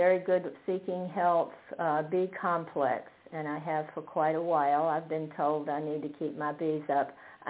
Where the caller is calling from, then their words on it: Fredericksburg, Virginia, United States; I'm in Fredericksburg, Virginia.